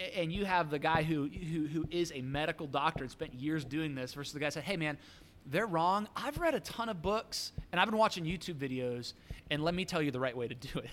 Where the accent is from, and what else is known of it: United States